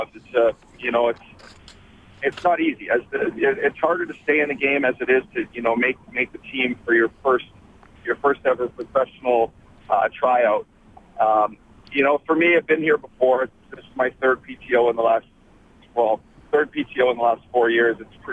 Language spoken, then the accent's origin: English; Fort McMurray, Alberta, Canada; as an Alberta kid, I grew up in Fort McMurray